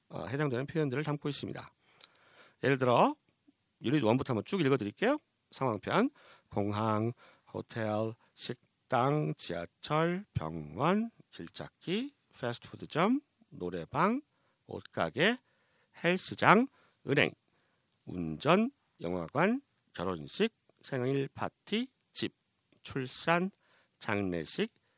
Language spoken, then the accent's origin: Korean; South Korea